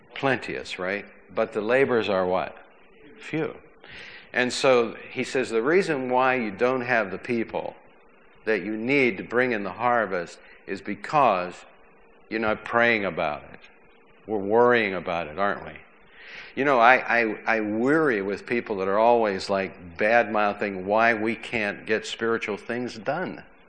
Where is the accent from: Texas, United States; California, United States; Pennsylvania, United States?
Pennsylvania, United States; McKees Rocks; when I was a kid growing up in McKees Rocks, my father worked on trains